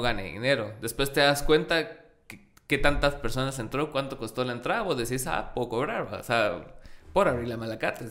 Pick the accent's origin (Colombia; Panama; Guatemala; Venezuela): Guatemala; soy artista chapín